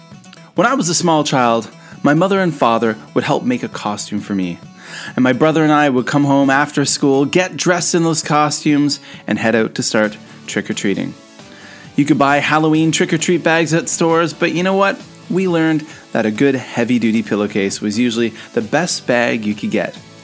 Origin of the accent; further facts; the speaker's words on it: Eastern Canada, Canada; moved away as an adult; also born or lived in South Korea; growing up in Eastern Canada in the early 1980s, we actually only had three TV channels.